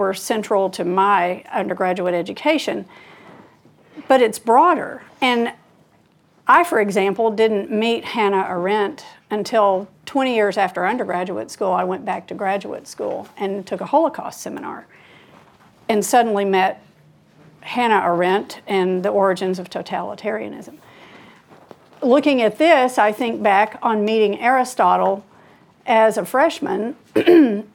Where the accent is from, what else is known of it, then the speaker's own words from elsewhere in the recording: United States; as an American